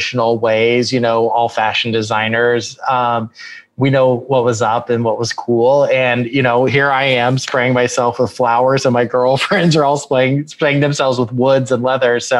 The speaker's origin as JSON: {"language": "English", "town": "Austin", "region": "Texas", "country": "United States", "tie": "born or raised there", "moved": "yes", "lives_now": "Los Angeles, United States", "said": "I'm originally born and raised in Austin, Texas"}